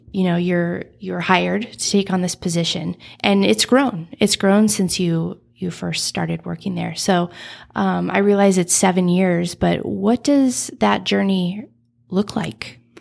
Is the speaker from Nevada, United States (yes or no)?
yes; Nevada, United States; I grew up in Nevada, so I'm used to open spaces